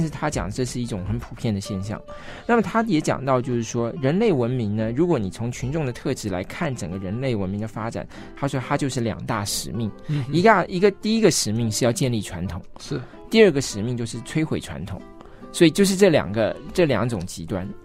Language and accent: Chinese; Taiwan; 大家都觉得应该我们都是台湾人。嗯，但在我们小时候受教育的时候，我们刚开始受教育的时候，还是中国人的那一套教育